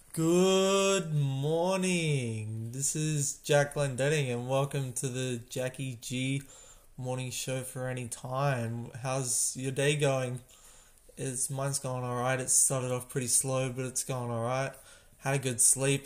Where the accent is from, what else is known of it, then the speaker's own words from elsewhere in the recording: Australia; I'm Australian